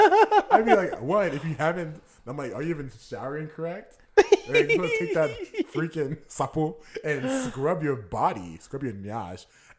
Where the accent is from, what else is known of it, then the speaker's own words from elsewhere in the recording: Houston, Texas, United States; I'm from Houston, but my family's from Sierra Leone.